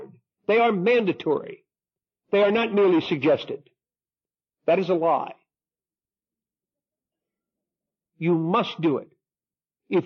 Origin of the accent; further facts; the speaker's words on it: New Jersey, United States; I'm Irish and I'm Catholic and I'm from New Jersey